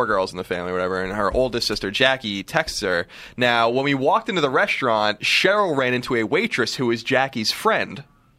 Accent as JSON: {"language": "English", "area": "Long Island", "region": "New York", "country": "United States", "tie": "born or raised there", "moved": "yes"}